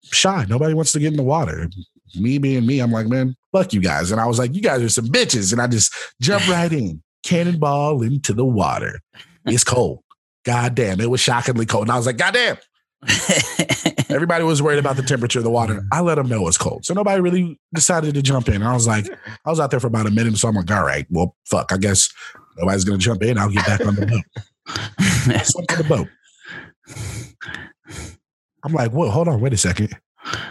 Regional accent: the South, United States; now in Los Angeles, United States; I am from the South

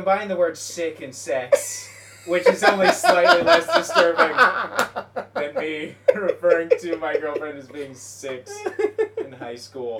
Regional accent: Canada; Yeah, I'm Canadian.

